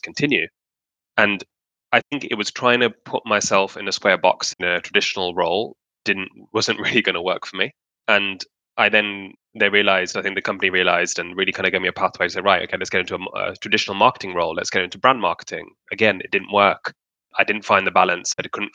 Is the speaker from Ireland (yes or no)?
no; Pakistan; in Pakistan in my home country